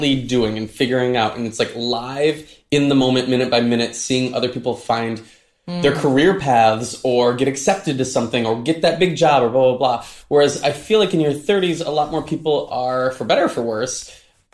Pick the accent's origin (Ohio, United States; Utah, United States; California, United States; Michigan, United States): Michigan, United States; moved away as an adult; my hometown of Michigan